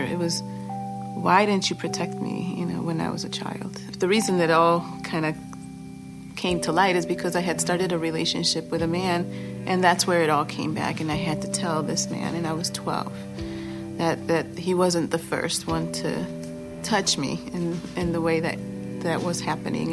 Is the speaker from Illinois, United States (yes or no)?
yes; Chicago, Illinois, United States; born or raised there; also born or lived in Boston, Massachusetts / Guatemala (ancestry)